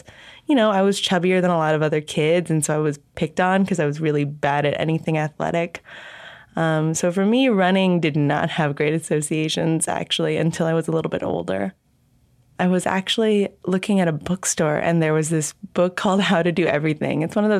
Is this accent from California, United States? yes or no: yes; Southern California, United States; now in Honolulu, United States; I'm originally from Southern California, but I now live in Honolulu, Hawaii.